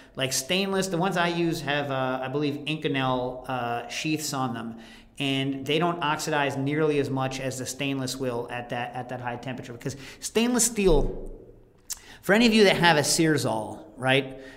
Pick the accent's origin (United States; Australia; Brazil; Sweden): United States; New York City, New York; also born or lived in Morningside Heights, New York; we're from the Lower East Side